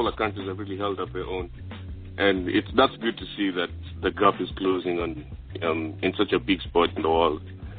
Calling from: Australia; Yeah, this is … again, Australia.

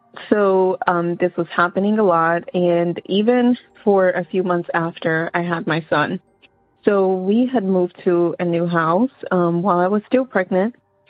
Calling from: St. Pauls, North Carolina, United States; I'm actually calling from North Carolina, a little small town called St. Paul's.

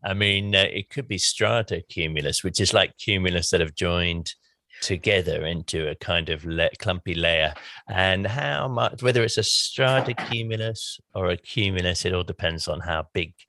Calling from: South West England, United Kingdom; Hi, Mary. I'm calling from Somerset in England.

